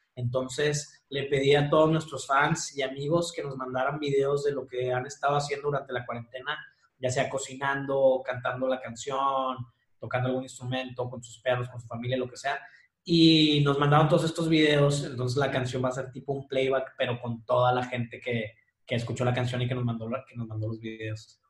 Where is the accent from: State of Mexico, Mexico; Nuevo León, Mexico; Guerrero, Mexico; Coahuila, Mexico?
Nuevo León, Mexico; Monterrey; also born or lived in Chihuahua; Soy de Monterrey, viví unos años en Chihuahua, pero ya estoy aquí de regreso.